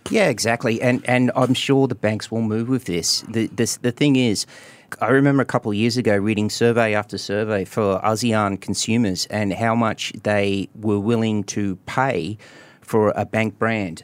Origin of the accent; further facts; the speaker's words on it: Queensland, Australia; my home state of Queensland